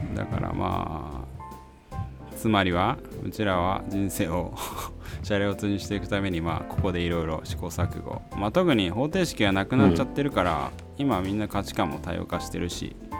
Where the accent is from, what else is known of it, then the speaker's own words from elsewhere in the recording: Saitama, Japan; 生まれも育ちもまあ大体あの埼玉だったから首都圏にはいつつもまあ東京ではなく